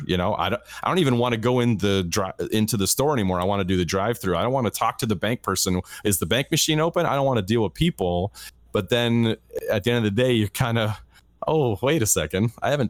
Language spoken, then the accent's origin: English; Canada; I'm Canadian.